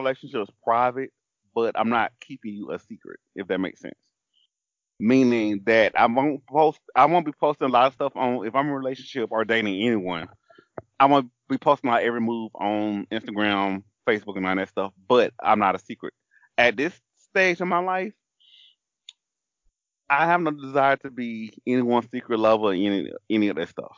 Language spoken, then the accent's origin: English; Alabama, United States; I grew up in Alabama, and I grew up around drag queens.